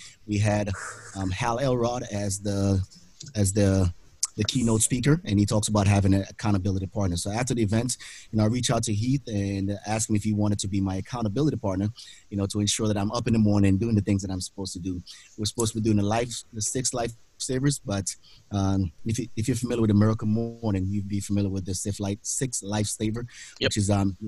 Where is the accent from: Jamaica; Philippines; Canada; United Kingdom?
Jamaica; moved away as an adult; now in Pensacola, United States; born and raised in Jamaica, immigrated to the United States back in 1998